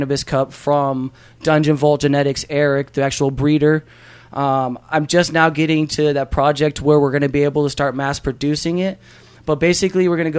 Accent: Bartlesville, Oklahoma, United States; also born or lived in Tulsa, Oklahoma / Florida; I was born in Tulsa. From there, I went to go live with my dad in Florida for a little bit, and then I came back and finished out high school in Bartlesville

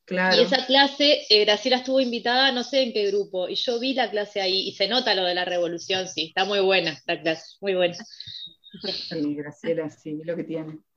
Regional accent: Montevideo, Uruguay; yo soy de acá de Montevideo

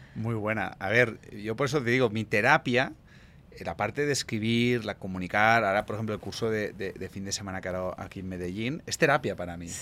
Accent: Spain

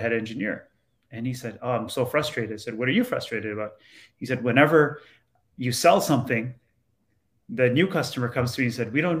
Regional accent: Toronto, Ontario, Canada; where I grew up in Toronto, sort of a lower income area of Toronto now

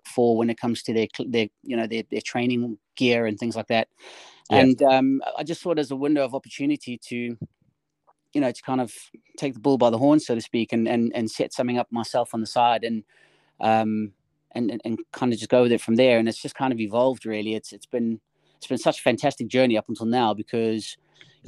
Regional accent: South Africa; moved away as an adult; I'm originally, if you haven't heard in the accent, I'm originally from South Africa.

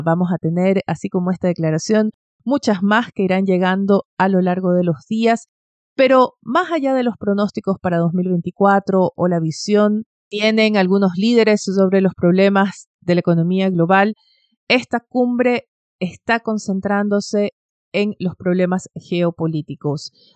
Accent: Ecuador; now in Chile; en Ecuador, mi país natal

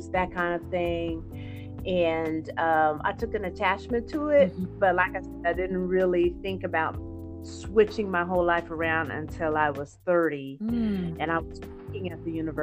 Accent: Topeka, Kansas, United States; my hometown of Topeka, Kansas

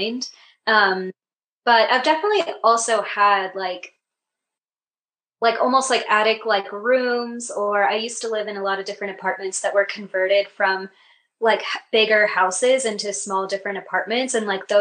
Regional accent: Kenya; moved away; growing up in Kenya

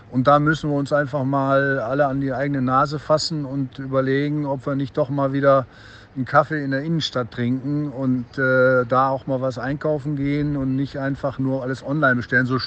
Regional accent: Duisburg, North Rhine-Westphalia, Germany; Und äh, Duisburg ist und bleibt meine Heimat. Und ich sehe allerdings Duisburg als Teil des Ruhrgebietes.

